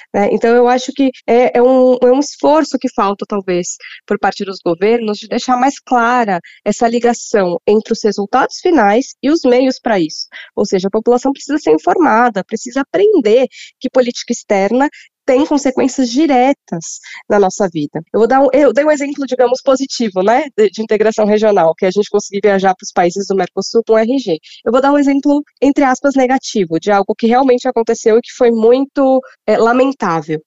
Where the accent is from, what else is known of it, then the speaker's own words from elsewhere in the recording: Brazil; como brasileira